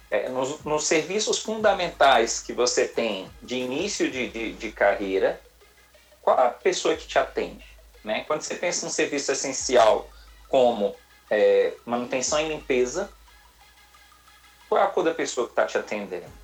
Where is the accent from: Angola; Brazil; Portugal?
Brazil; Salvador, Bahia; Eu também sou daqui de Salvador.